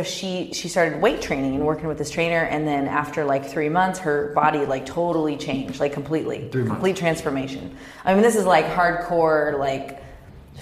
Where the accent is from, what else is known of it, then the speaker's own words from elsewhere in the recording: Kansas, United States; also born or lived in Dallas, Texas; now in Orange County, United States; I grew up in Kansas.